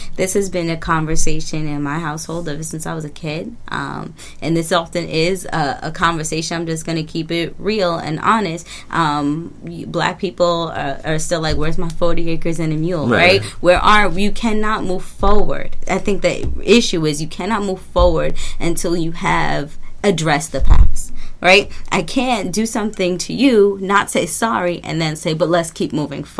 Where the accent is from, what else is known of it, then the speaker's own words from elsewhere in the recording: England, United Kingdom; He's my favorite. I'm English, so...